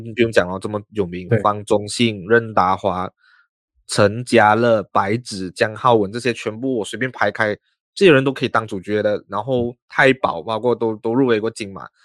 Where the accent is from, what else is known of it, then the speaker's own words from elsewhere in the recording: Malaysia; 因为我们是马来西亚人啊